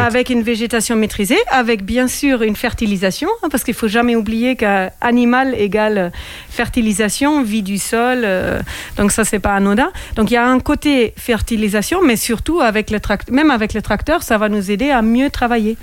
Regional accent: Germany; now in France; j'ai grandi en Allemagne.

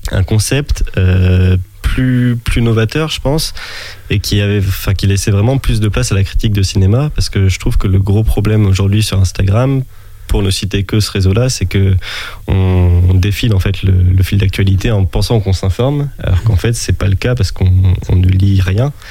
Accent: Charente-Maritime, Nouvelle-Aquitaine, France; Mon papa était originaire de Rochefort à la base. Ah. Et du coup, j'ai passé mon enfance vraiment en Charente-Maritime.

